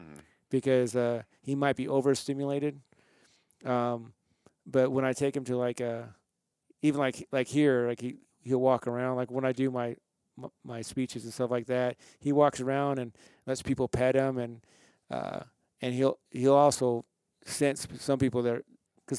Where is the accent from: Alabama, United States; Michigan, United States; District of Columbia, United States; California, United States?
California, United States; moved away as an adult; also born or lived in Salt Lake City, Utah; now in Utah, United States; I was raised in California.